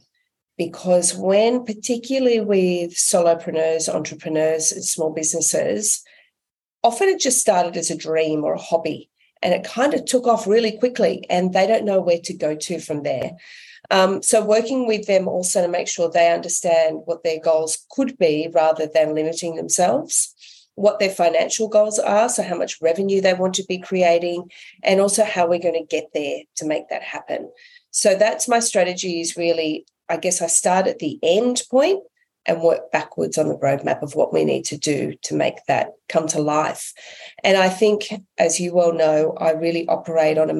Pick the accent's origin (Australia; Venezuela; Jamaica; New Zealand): Australia; I'm an Aussie.